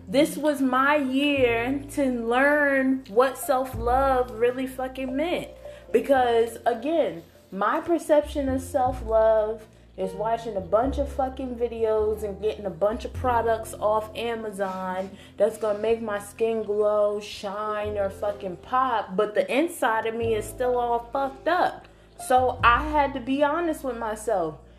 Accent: United States; me being an American

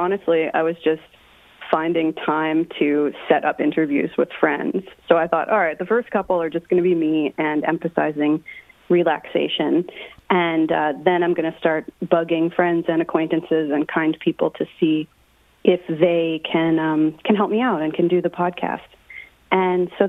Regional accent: New Jersey, United States; I'm from Jersey

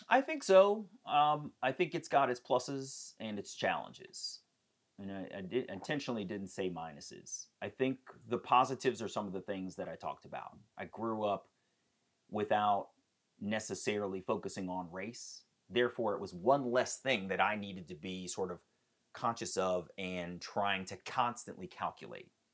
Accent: Columbia, Maryland, United States; also born or lived in Baltimore, Maryland / Silver Spring, Maryland; I am from Silver Spring, Maryland. I was born in Baltimore and raised in Columbia, Maryland

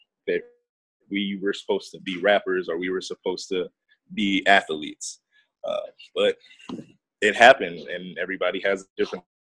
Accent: North Las Vegas, Nevada, United States; I'm from North Las Vegas, Nevada

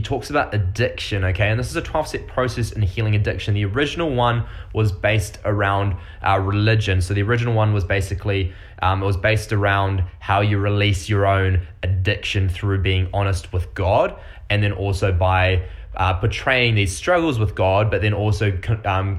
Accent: New Zealand; accent: Kiwi; now in Quebec, Canada; I'm a fella from New Zealand, so I've got this really weird accent. It's not Australian

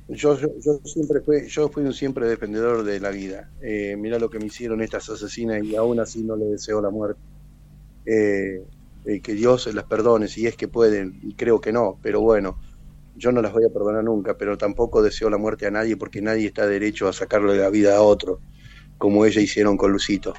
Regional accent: General Pico, La Pampa, Argentina; soy nativo de acá de General Pico

